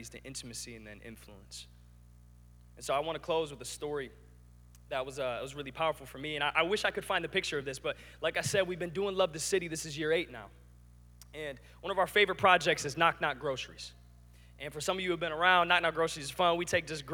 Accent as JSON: {"language": "English", "town": "Lansing", "region": "Michigan", "country": "United States", "tie": "born or raised there", "said": "I grew up in Lansing"}